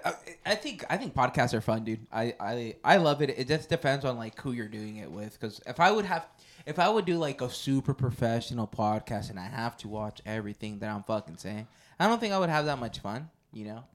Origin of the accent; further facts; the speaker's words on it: Porterville, California, United States; I grew up in Porterville